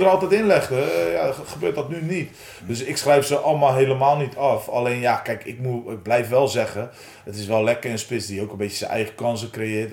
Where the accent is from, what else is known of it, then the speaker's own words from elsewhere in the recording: Oudenhoorn, South Holland, Netherlands; also born or lived in Nieuwenhoorn; het dorpje waar ik vandaan kom, uh, Oude Horen, OFV